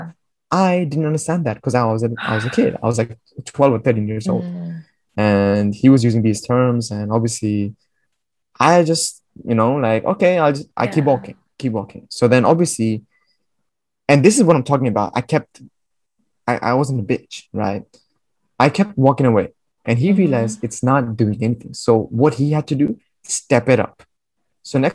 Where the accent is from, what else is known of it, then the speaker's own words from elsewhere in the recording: India; moved away; I'm from India